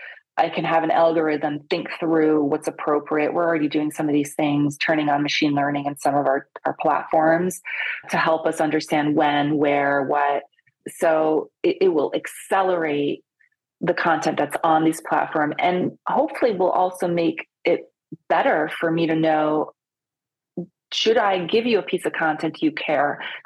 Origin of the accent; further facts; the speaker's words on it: Italy; I'm Italian. I was born in Italy. Most people, when I tell them that, are like, really? I speak a lot of languages too.